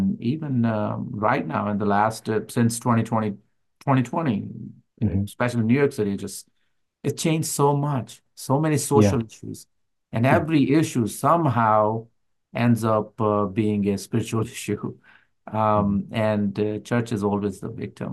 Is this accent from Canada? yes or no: no; Pakistan; being a Pakistani believer